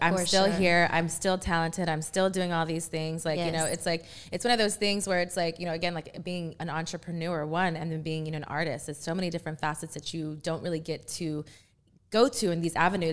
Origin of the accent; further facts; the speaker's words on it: Texas, United States; I'm from Texas